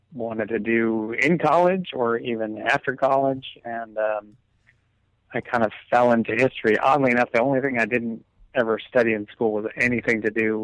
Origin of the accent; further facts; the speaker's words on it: Stamford, Connecticut, United States; I grew up in Stamford with an M. Mm-hmm. Here out in California, you have to qualify that. Connecticut, which is about 45 minutes from New York City.